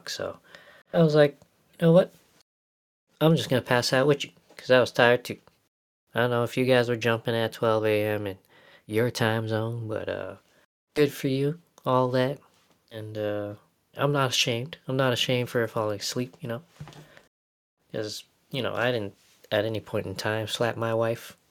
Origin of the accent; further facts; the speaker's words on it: Winnipeg, Manitoba, Canada; growing up in Winnipeg, Manitoba, Canada